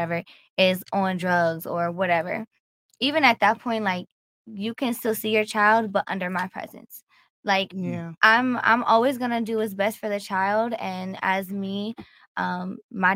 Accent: Virginia, United States; I'm from Virginia.

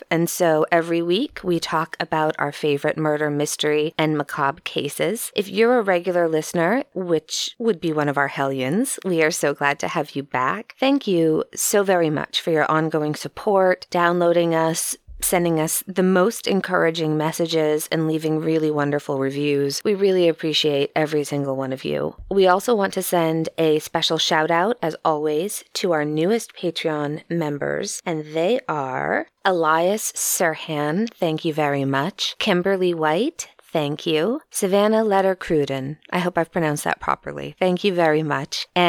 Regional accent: Austria; from Austria.

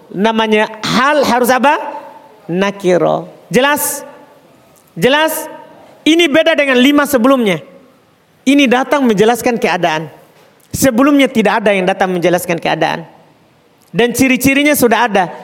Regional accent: Jeneponto, South Sulawesi, Indonesia; Kita orang Jeneponto padi, pasti tahu tentang kuda.

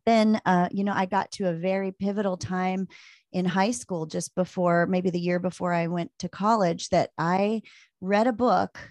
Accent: Maryland, United States; moved away as an adult; also born or lived in Virginia / Las Vegas, Nevada / Tucson, Arizona; now in Anchorage, United States; I grew up in Maryland

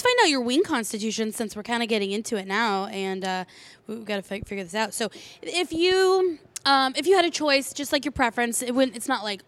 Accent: San Diego, California, United States; I'm from San Diego

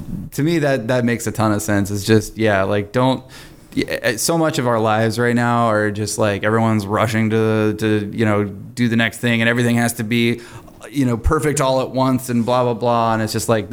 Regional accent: the South, United States; I'm from the South

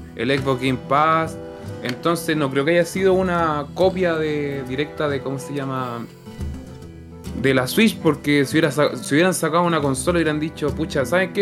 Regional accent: Chile; uno como eh, chileno promedio

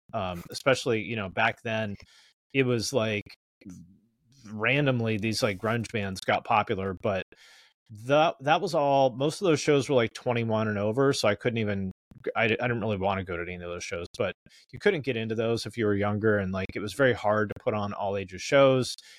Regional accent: Snohomish, Washington, United States; grew up in the Seattle area. I'm from a town called Snohomish, Washington

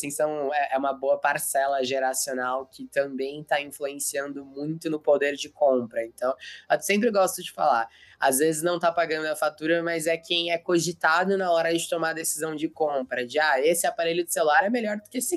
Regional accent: Americana, São Paulo, Brazil; Eu sou do interior de São Paulo, sou de ah, é? Americana.

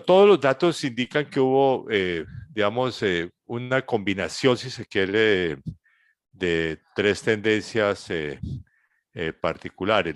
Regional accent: Colombia; mi país, Colombia

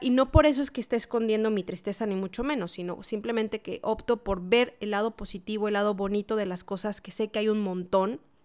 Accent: Mexico; moved away as an adult; now in Santiago, Chile; yo que soy mexicana y que pasé muchos años celebrando Navidad y Año Nuevo en México

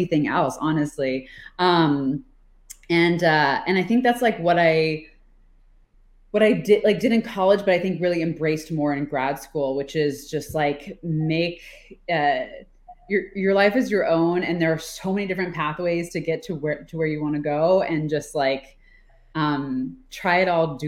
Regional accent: Florida, United States; moved away as an adult; also born or lived in Atlanta, Georgia; I'm from Florida and I was going to college at Emory University in Atlanta. So like I was in a different state than my family

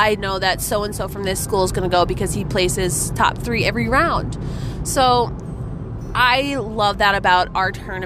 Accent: Midwest, United States; I grew up in the Midwest, so it was usually freezing cold

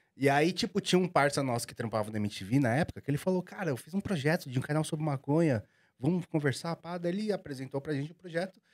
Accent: Osasco, São Paulo, Brazil; sou de Osasco, fui apreensado de Osasco a vida inteira

